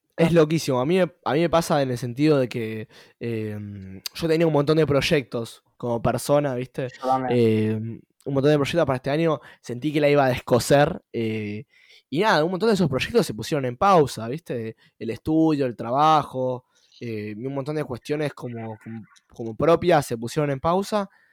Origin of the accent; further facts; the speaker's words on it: Argentina; nuestro país como Argentina